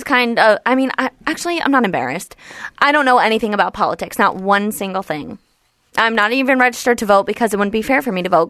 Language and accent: English; Livingston, New Jersey, United States; New Jersey.